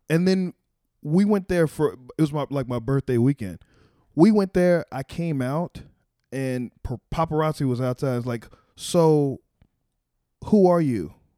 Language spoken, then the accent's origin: English; Waco, Texas, United States; now in Washington, D.C., United States; I'm from Waco